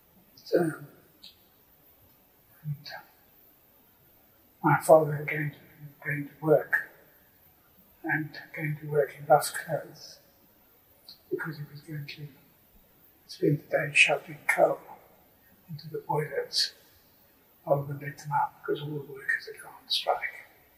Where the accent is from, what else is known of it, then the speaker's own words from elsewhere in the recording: England, United Kingdom; born there; And I was born in England, and I was strong South African connections.